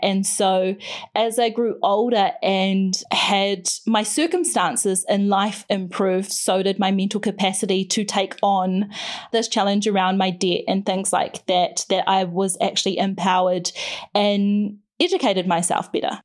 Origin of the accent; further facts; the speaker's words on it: Whakatane, Bay of Plenty, New Zealand; also born or lived in Tutangi; we moved to Whakatane when I was eight, which is a bigger, small town on the coast, the Bay of Plenty in Aotearoa in New Zealand